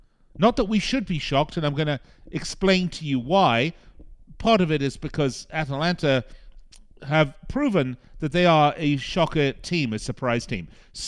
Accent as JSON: {"language": "English", "town": "Las Vegas", "region": "Nevada", "country": "United States", "tie": "born or raised there", "said": "much like the casinos here in my hometown of Las Vegas."}